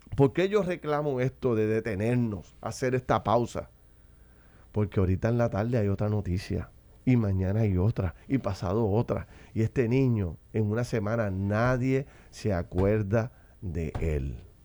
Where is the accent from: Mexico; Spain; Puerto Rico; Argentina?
Puerto Rico